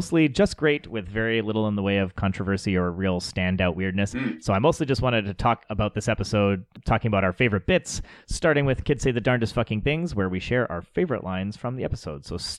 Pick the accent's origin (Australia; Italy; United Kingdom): United Kingdom; England; I know I've never said it before, but that's because, you know, I'm English.